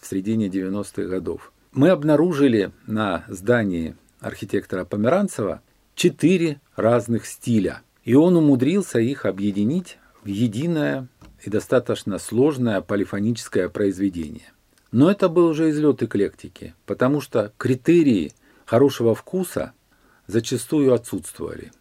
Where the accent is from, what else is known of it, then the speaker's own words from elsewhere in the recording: Rostov-on-Don, Rostov Oblast, Russia; Я коренной ростовчанин, и я этот город наблюдаю больше 60 лет своей жизни